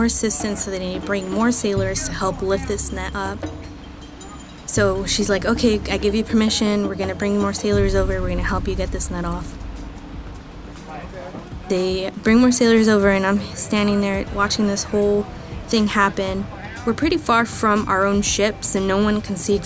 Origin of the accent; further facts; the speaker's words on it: Fontana, California, United States; moved away; I'm from Fontana, California